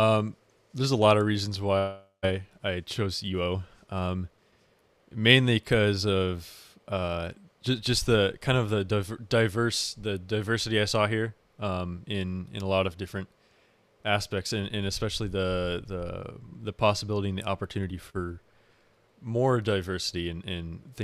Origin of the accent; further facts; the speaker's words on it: Springfield, Oregon, United States; I'm from Springfield, Oregon.